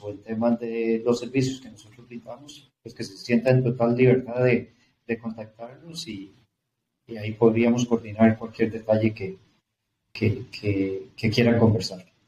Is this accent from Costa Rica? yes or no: yes; Costa Rica; lo esté diciendo yo como tico, como costarricense